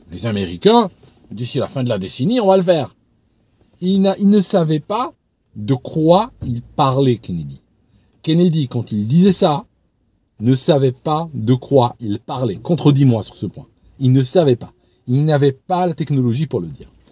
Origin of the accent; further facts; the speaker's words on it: Algeria; moved away as an adult; now in England, United Kingdom; je suis né en Algérie, j'ai grandi dans une société, euh, bon, un petit peu islamisée